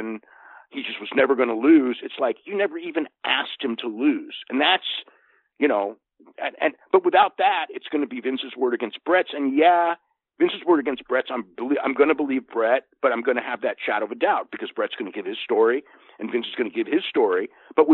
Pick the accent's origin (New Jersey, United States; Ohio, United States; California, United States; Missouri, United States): California, United States; Santa Clara; Santa Clara, which is so funny because it's like my hometown